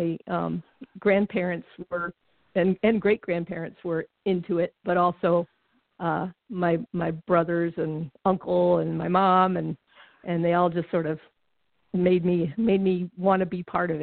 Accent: Connecticut, United States; moved away as an adult; also born or lived in Massachusetts; now in Minnesota, United States; I grew up out in New England. I grew up in Connecticut, and then spent a lot of summers in Massachusetts because my mom grew up in Massachusetts and her family was there.

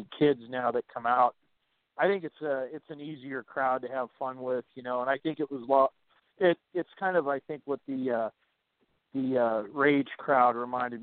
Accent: Northeast, United States; I grew up in the Northeast

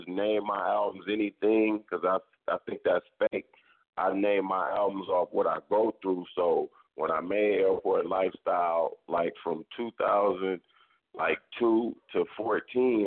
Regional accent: Vallejo, California, United States; I'm from Vallejo, California. Country Club Crest, an artist from the Country Club Crest area in Vallejo

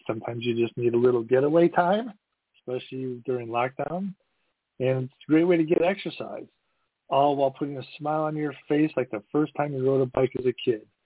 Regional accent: Midwest, United States; also born or lived in East Coast; I'm from the Midwest

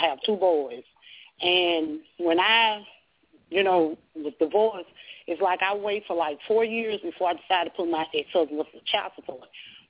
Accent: Arkansas, United States; I'm from Arkansas.

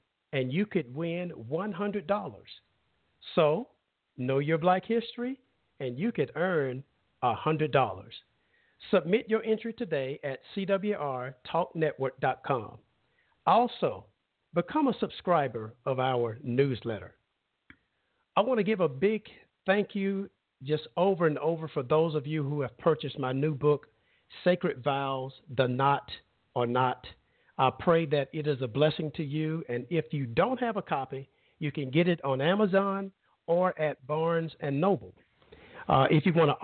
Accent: Brundidge, Alabama, United States; moved away; my growing up as a child home state of Alabama

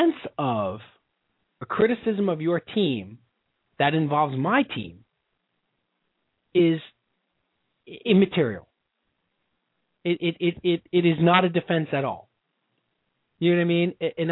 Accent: New York, United States; I'm from New York

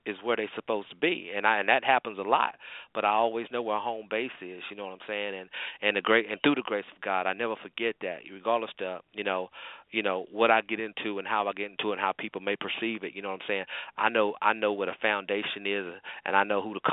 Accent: North Carolina, United States; I'm from North Carolina

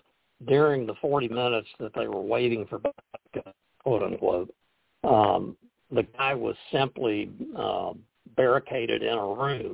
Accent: Texas, United States; I'm from Texas, so I know Texas pretty well

